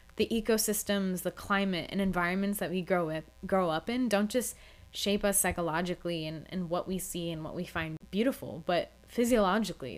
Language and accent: English; Florida, United States; I grew up in Florida and I spent a lot of my childhood at the beach